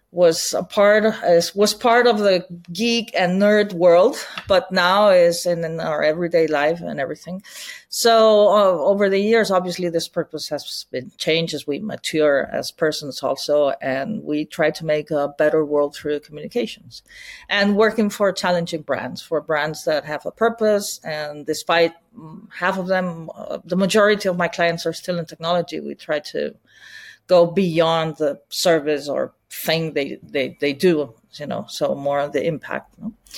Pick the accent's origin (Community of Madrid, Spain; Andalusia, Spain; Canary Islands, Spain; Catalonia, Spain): Catalonia, Spain; Barcelona; English is a second language; I'm born and raised in Barcelona